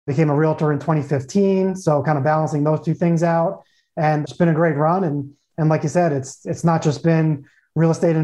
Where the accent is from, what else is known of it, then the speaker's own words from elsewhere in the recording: Long Island, New York, United States; moved away as an adult; also born or lived in Tucson, Arizona / San Diego, California; now in Phoenix, United States; I'm born and raised in New York, born and raised Long Island, New York. So I'm a true New Yorker